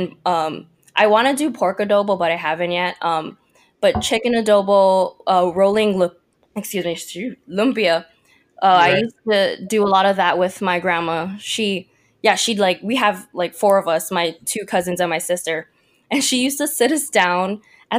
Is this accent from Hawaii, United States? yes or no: yes; Waianae, Hawaii, United States; also born or lived in Mililani, Hawaii; now in Redmond, United States; I was born and raised in Hawaii, mostly on the west side of Oahu, if you've ever been, Waianae.